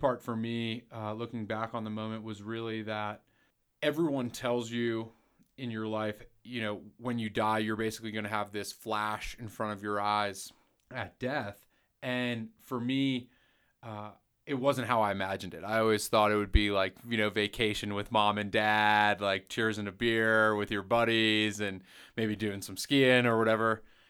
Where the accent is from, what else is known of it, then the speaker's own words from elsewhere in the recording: North Carolina, United States; also born or lived in New York City, United States; North Carolina. But I was born in New York, New York City.